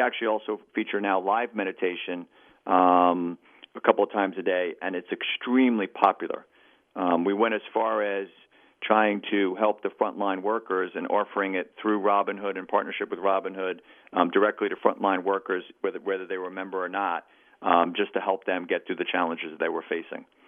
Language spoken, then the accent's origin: English; New York City, New York, United States; as a New Yorker